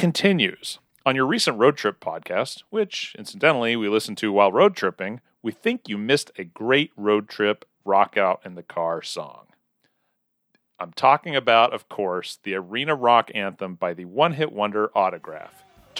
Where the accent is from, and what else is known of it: Weatherford, Oklahoma, United States